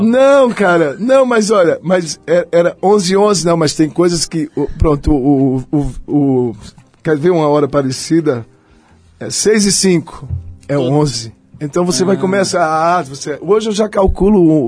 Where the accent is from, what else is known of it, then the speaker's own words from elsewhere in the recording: Belo Jardim, Pernambuco, Brazil; now in São Paulo, Brazil; eu sou do Agreste, eu sou de Belo Jardim